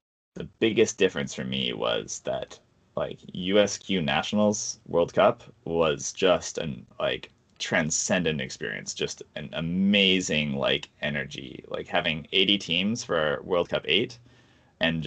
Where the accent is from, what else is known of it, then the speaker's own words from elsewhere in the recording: Canada; as a Canadian